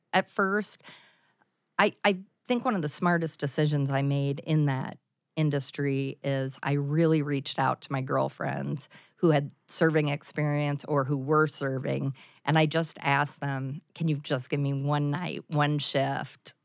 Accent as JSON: {"language": "English", "town": "Mount Vernon", "region": "Iowa", "country": "United States", "tie": "born or raised there", "also_born_or_lived": "Cedar Rapids, Iowa", "said": "I graduated in nineteen eighty-eight in Mount Vernon"}